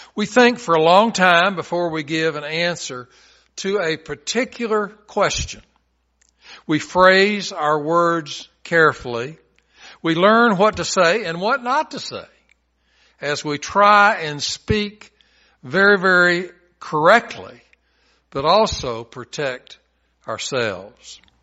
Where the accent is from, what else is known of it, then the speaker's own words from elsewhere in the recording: Chattanooga, Tennessee, United States; I'm from Chattanooga